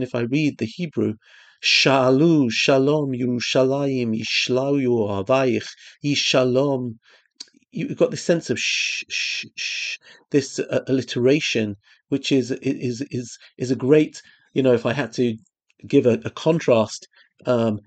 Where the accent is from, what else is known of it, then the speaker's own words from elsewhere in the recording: London, United Kingdom; moved away; I came from London.